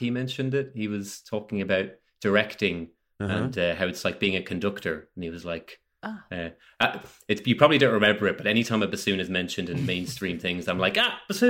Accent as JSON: {"language": "English", "town": "Dublin", "region": "Leinster", "country": "Ireland", "moved": "yes", "lives_now": "Kildare, Ireland", "said": "I'm from Dublin originally, but I live in Kildare now, which is just west of Dublin, like the first county outside."}